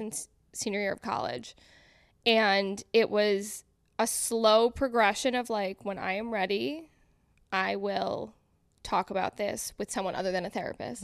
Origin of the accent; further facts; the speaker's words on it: Connecticut, United States; moved away as an adult; now in New York City, United States; I'm from Connecticut. We're all from Connecticut.